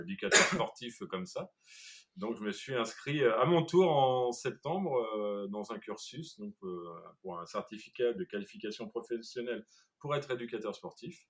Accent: Rouen, Normandy, France; moved away as an adult; now in La Rochelle, France; Normandie, là d'où je viens, à Rouen

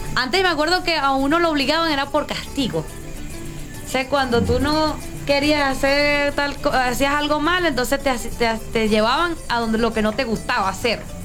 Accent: La Victoria, Aragua, Venezuela; moved away as an adult; also born or lived in Dominican Republic; Yo nací aquí en La Victoria, Estado de Aragua.

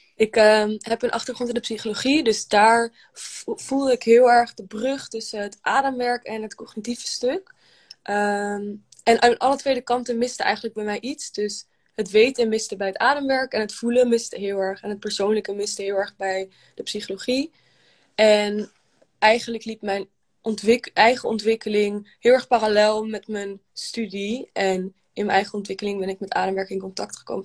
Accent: Amsterdam, North Holland, Netherlands; ik kom uit Amsterdam

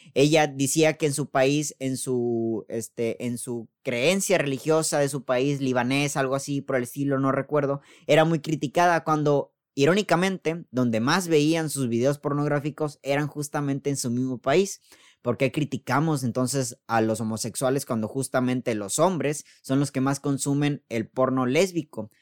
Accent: Mexico; al menos aquí en México vivimos en un país muy machista

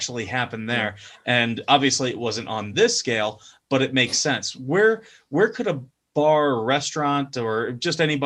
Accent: Toledo, Ohio, United States; I grew up in Toledo, Ohio

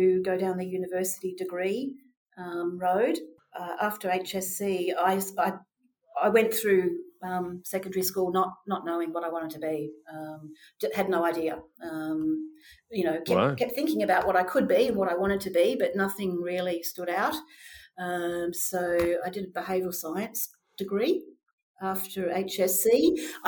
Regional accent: Melbourne, Victoria, Australia; I was born in Australia, in Melbourne

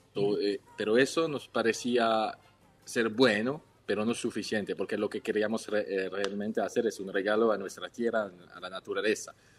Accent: Switzerland; Spanish is a second language; moved away as an adult; now in Mendoza, Argentina; Tres Suizos al Pie de los Andes, que mi hermano, yo y, nuestro perro Gibbs

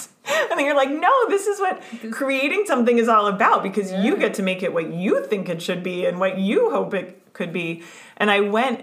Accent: United States; moved away as an adult; in the US, in my home country

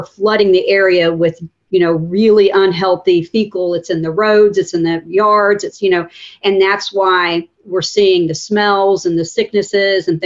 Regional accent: Pensacola, Florida, United States; I grew up in Wedgwood. I went to Wedgwood Middle School, and my dad still lives in the home

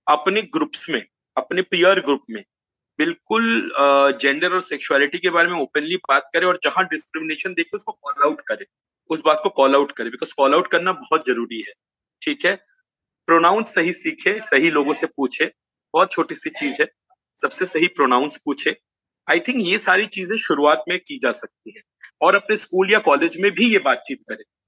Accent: Jamshedpur, Jharkhand, India; चूंकि हम जमशेदपुर से हैं

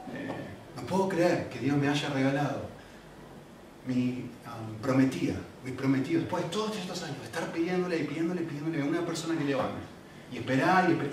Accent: Argentina; moved away; soy argentino

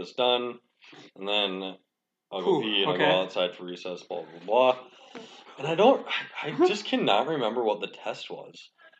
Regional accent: Winona, Minnesota, United States; It was fun. I came from Winona and, yeah, I just remember.

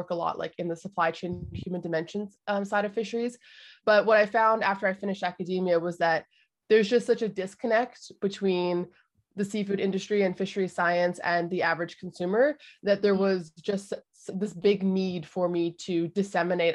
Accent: Canada; I was born in Canada

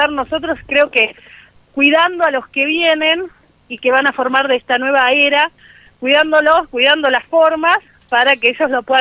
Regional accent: Argentina; calculo que, que como argentinos esto de la solidaridad entre nosotros y demás queda como un mal recuerdo esto.

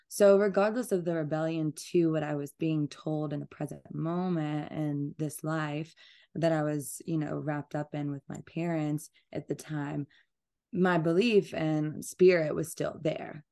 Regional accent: Georgia, United States; also born or lived in Atlanta, Georgia; I'm from, like, a very small town, and I grew up on a farm in Georgia

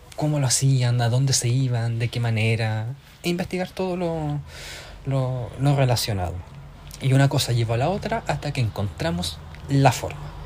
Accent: Tomé, Biobío, Chile; now in Ireland; soy de Concepción, en el sur de Chile. En realidad soy de Tomé, que queda al ladito de Concepción. Y actualmente me encuentro viviendo en Irlanda.

